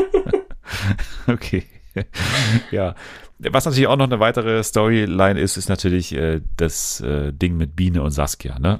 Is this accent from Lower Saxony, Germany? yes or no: no; Munich, Bavaria, Germany; ich komme doch aus München